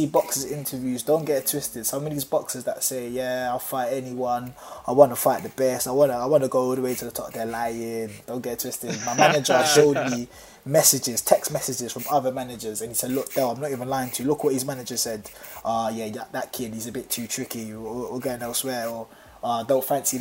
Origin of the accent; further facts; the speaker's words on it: London, United Kingdom; also born or lived in Thamesmead; I grew up in Peckham